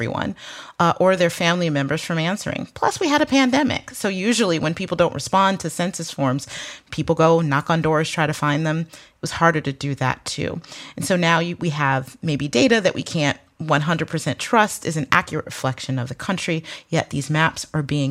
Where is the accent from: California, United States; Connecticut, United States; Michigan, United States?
Michigan, United States; my home state of Michigan